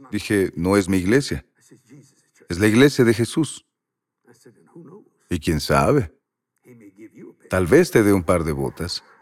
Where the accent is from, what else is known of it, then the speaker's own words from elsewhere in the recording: Louisiana, United States; Soy de Luisiana y quiero convertirme en tejano.